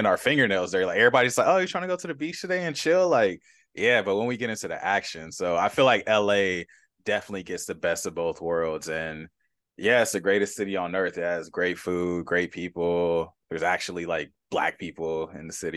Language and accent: English; Los Angeles, California, United States; my hometown of Los Angeles